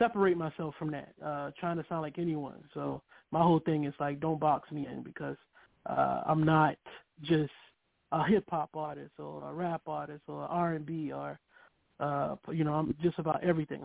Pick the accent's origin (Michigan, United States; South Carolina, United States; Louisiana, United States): South Carolina, United States; Kingstree; I'm born and raised in King Street, South Carolina